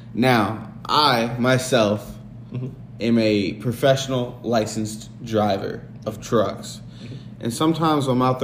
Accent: Winnipeg, Manitoba, Canada; I'm from Winnipeg, you idiot.

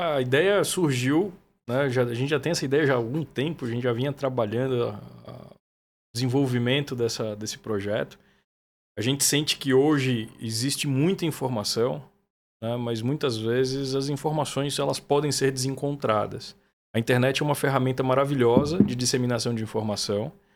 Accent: Feira de Santana, Bahia, Brazil; moved away as an adult; also born or lived in Vassouras, Rio de Janeiro; now in São Paulo, Brazil; Eu sou de uma cidade do sertão da Bahia, chama Feira de Santana.

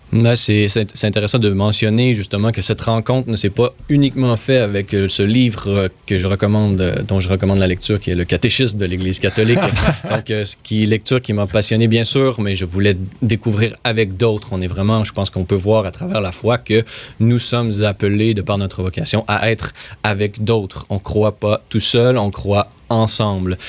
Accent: Quebec City, Quebec, Canada; moved away as an adult; also born or lived in Rome; à Québec, qui est ma terre natale

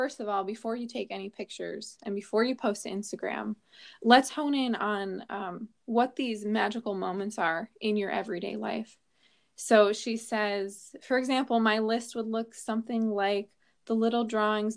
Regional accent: New Jersey, United States; moved away; I'm originally from New Jersey. I've just got that Jersey curl in me.

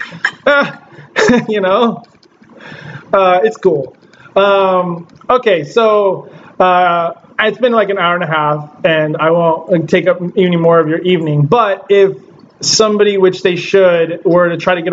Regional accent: Southern California, United States; I'm from Southern California.

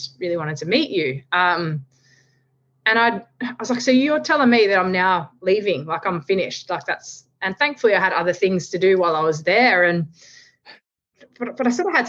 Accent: Australia; I'm an Australian

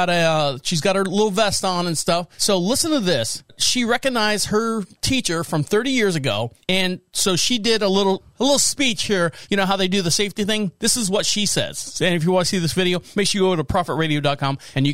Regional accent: Orlando, Florida, United States; Now, I was born and raised in Orlando, Florida. I've said that many times. The house that I grew up in was walking distance to elementary school, junior high, and high school.

